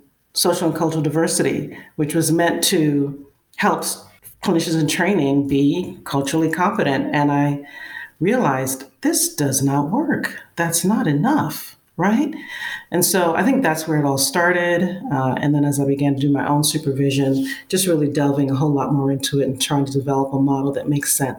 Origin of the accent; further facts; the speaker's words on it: New York City, New York, United States; now in Georgia, United States; I'm from Brooklyn. Born and raised and live in Georgia right now, but I still consider myself a Brooklyn girl.